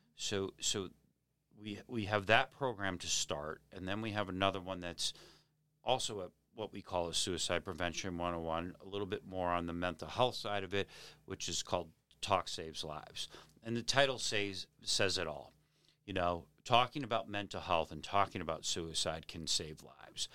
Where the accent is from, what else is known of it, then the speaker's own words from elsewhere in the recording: Hingham, Massachusetts, United States; also born or lived in Weymouth, Massachusetts / Braintree, Massachusetts; now in Abington, United States; I grew up in Hingham